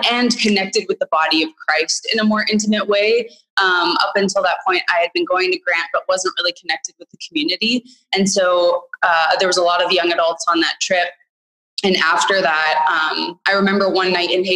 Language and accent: English; Winnipeg, Manitoba, Canada; moved away as an adult; also born or lived in Asia; I grew up and lived in Winnipeg up until about 5 years ago when I moved to Asia